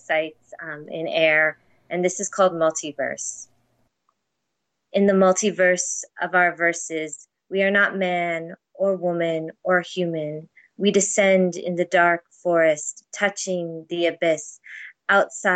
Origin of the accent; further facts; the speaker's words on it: United States; now in Toronto, Canada; I'm an American in Toronto